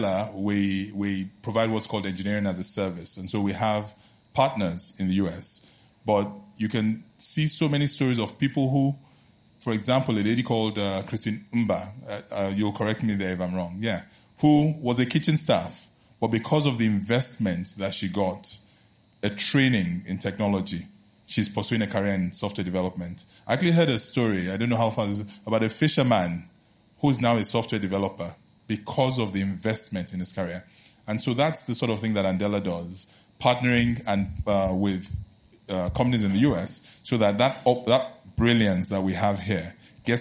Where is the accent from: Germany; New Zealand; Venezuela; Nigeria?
Nigeria; also born or lived in New Haven, Connecticut; I'm proudly Nigerian